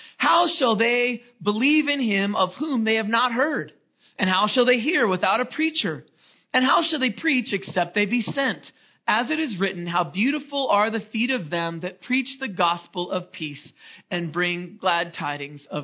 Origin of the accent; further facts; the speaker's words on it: Seattle, Washington, United States; moved away as an adult; also born or lived in Los Angeles; my wife and I, we're from Seattle